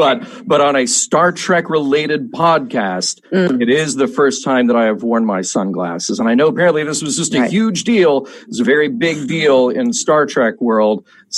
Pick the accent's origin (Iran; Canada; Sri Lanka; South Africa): Canada; I'm Canadian.